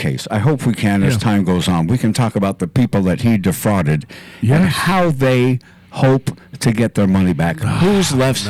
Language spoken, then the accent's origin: English; Idaho, United States; What is it about my home state that brings out the cuckoos?